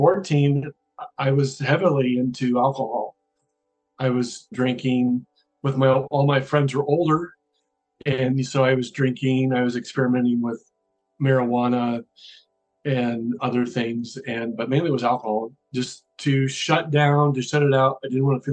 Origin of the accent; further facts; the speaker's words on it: Iowa City, Iowa, United States; I grew up in Iowa City, Iowa